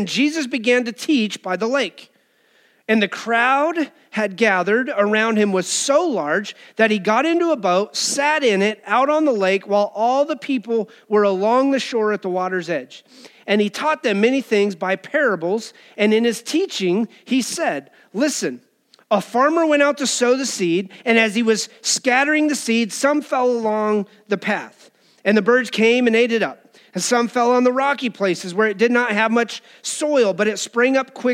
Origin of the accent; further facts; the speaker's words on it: Cheyenne, Wyoming, United States; As a teenager, I remember growing up in Wyoming and Cheyenne